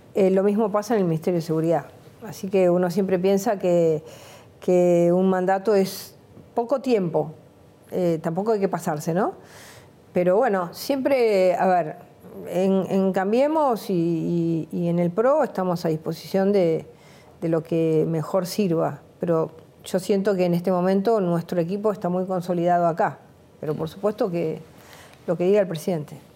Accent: Buenos Aires, Argentina; yo venía de un, de un, mundo donde para mí la ciudad de Buenos Aires se terminaba en la calle Córdoba. Yo vivía en Mansilla y Porredón

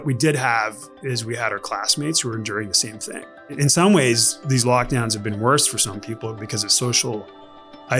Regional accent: Canada; I'm Canadian

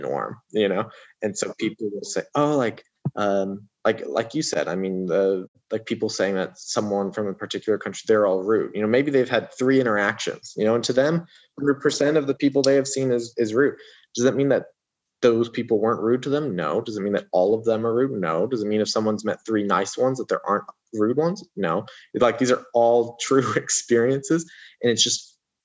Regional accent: Indiana, United States; moved away as an adult; also born or lived in Abu Dhabi / New York; I grew up in Indiana

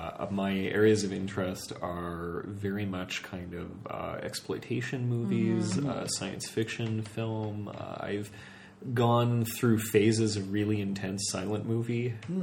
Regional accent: Vancouver, British Columbia, Canada; moved away; I'm from Vancouver, so I used to go to the Cinematheque a lot once I was legally of age to do so.

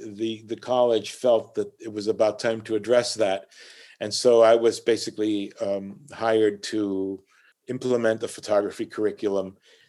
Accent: Puerto Rico; first language Spanish; English is a second language; moved away as an adult; now in Hartford, United States; So all my entire environment as a child was Puerto Rican. It wasn't American or North American. My first language was Spanish

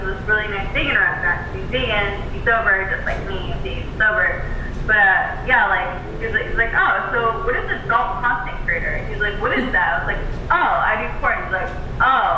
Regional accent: United States; So I'm American

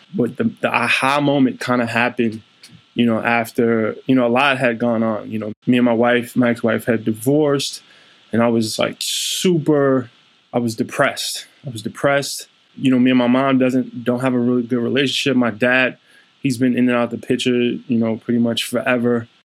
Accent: New York City, New York, United States; also born or lived in Germany; I grew up in Brownsville, Brooklyn

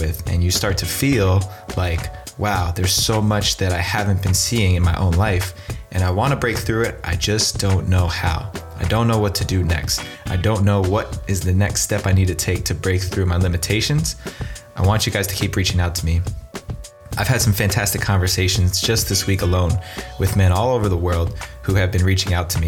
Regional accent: Northern New Jersey, United States; Northern New Jersey, where I'm from

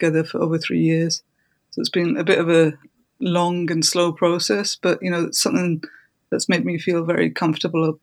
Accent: Brighton, South East England, United Kingdom; my hometown in Brighton

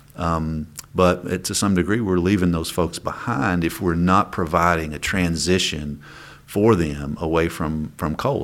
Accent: Coal Country, Kentucky, United States; I come from Cold Country, You know, we're, we're coal miners.

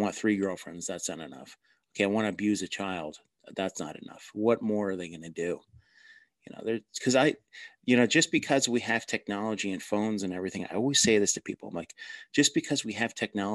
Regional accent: New Jersey, United States; accent: Jersey; I'm from New Jersey.

